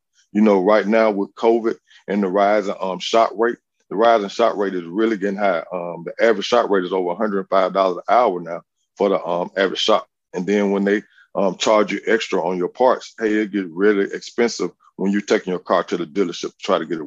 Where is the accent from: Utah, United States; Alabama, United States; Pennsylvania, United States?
Alabama, United States; Montgomery; I'm actually from Montgomery. I graduated from Lee High School